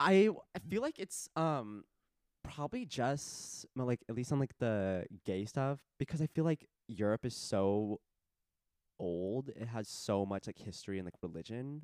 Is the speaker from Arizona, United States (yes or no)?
yes; Arizona, United States; In my home state